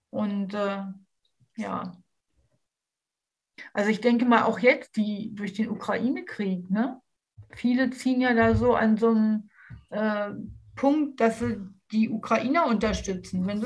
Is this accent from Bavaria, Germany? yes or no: no; Berlin, Germany; ich komme ja aus Berlin